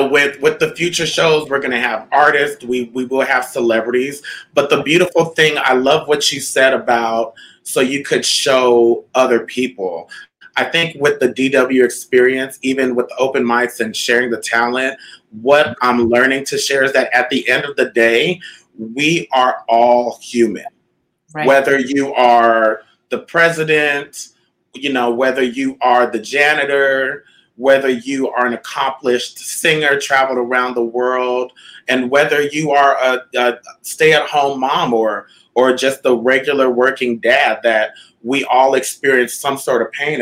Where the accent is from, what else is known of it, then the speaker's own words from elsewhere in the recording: Southern California, United States; moved away as an adult; also born or lived in Winnipeg, Manitoba, Canada; now in Las Vegas, United States; I grew up in the suburbs of Southern California